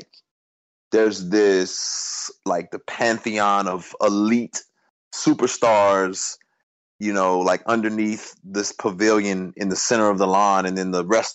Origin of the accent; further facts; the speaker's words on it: Houston, Texas, United States; I was born in Houston too